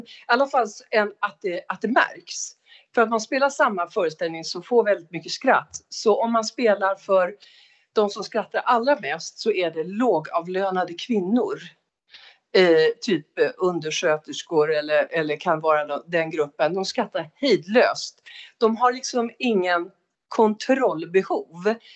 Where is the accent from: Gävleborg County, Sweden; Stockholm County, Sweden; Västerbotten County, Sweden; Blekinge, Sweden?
Västerbotten County, Sweden; Umeå; Jag är född i Umeå 1960